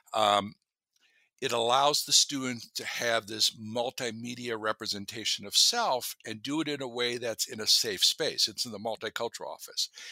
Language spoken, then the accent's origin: English; Minnesota, United States; moved away as an adult; now in Alaska, United States; I grew up in Minnesota